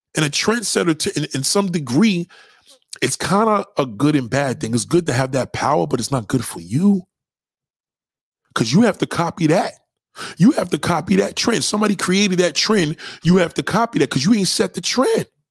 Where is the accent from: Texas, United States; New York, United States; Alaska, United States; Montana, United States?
New York, United States; brother from New York.